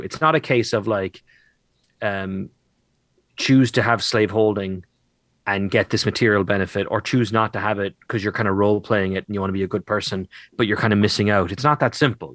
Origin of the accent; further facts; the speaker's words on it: Ireland; as an Irish boy